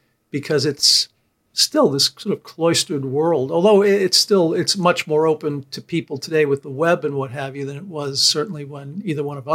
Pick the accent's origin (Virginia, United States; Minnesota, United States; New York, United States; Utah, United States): New York, United States; I grew up in New York